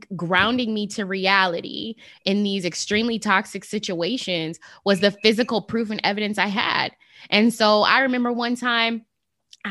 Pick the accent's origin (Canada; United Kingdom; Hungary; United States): United States; Las Vegas, Nevada; I'm from Las Vegas, the city of sin